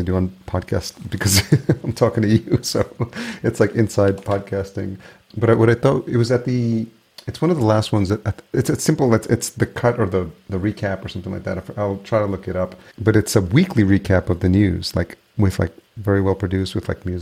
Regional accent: Yonkers, New York, United States; also born or lived in Williamsburg / Lower East Side / Upper East Side / East Village; I grew up in Yonkers, and then I lived in Williamsburg, Lower East Side

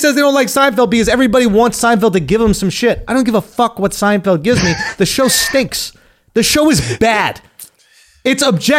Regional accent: New York City, New York, United States; I grew up in Manhattan.

